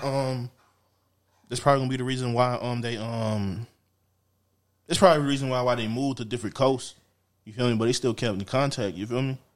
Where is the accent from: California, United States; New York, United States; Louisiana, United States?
Louisiana, United States; I'm from Louisiana